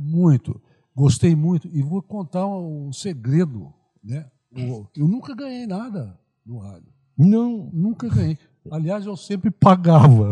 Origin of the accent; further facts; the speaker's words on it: Araras, São Paulo, Brazil; moved away as an adult; also born or lived in Rio de Janeiro / Ipatinga, Minas Gerais; Eu vou para Arara, vou morar na minha terra